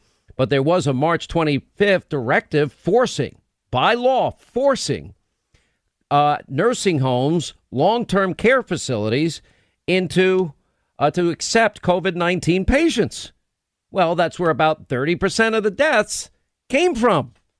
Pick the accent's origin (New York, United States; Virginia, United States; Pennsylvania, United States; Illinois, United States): New York, United States; maybe I sound like an arrogant New Yorker, but as a New York, I can say this, by the way, because I'm from New York. As a New Yorker